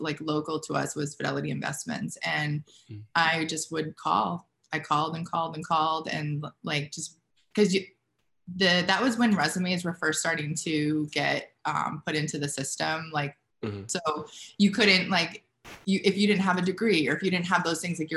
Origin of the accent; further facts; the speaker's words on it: Manchester, New Hampshire, United States; moved away; So I'm from New Hampshire. And if you don't know where that is, it's like right outside of Boston